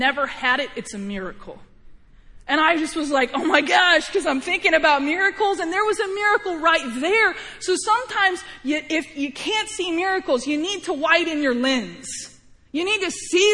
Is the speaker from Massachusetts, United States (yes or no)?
no; Missouri, United States; I was born in Missouri, not Illinois